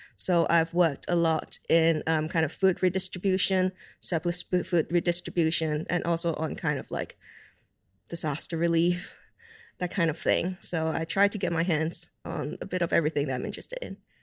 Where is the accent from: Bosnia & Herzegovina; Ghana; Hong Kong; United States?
Hong Kong; now in United Kingdom; growing up in Hong Kong